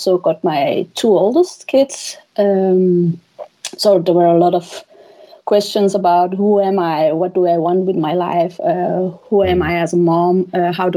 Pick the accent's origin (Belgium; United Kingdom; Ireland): Belgium; Flanders; first language Dutch; English is a second language; moved away as an adult; now in Denmark; I am from Belgium.